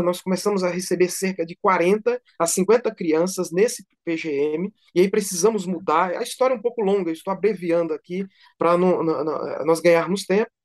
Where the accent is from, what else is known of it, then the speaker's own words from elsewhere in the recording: São Paulo, Brazil; moved away as an adult; also born or lived in Cajazeiras, Paraíba; now in Juazeiro do Norte, Brazil; eu sou natural de Cajazeiras na Paraíba, mas muito criança ainda fui para São Paulo e vivi 20 anos em São Paulo